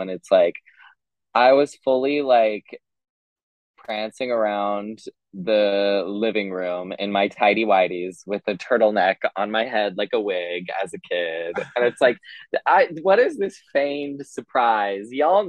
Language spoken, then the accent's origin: English; Utah, United States; now in Los Angeles, United States; I'm from Utah. And born and raised? Born and raised, baby. Like Utah-Idaho border. So if you've ever seen the movie Napoleon Dynamite, I lived like 30 minutes from where that was filmed.